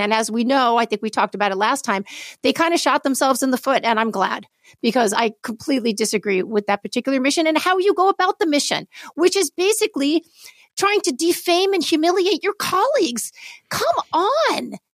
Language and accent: English; New York City, New York, United States; I grew up in New York City